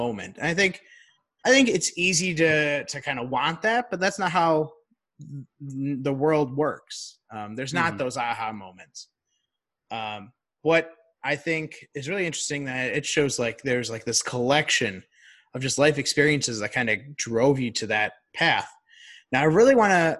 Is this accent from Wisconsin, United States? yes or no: no; Chicago, Illinois, United States; growing up in Chicago